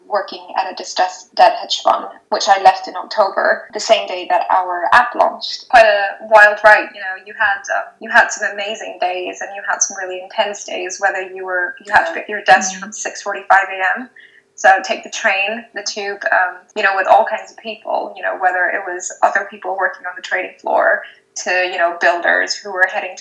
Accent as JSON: {"language": "English", "country": "Singapore", "tie": "born or raised there", "also_born_or_lived": "Rajasthan, India", "moved": "as an adult", "lives_now": "United Kingdom", "said": "I was born in India, in Rajasthan, and then I moved to Singapore with my family when I was 2 years old, and so I'm still living in Singapore, I suppose, but I came to the UK for university, and I've been here for almost 10 years"}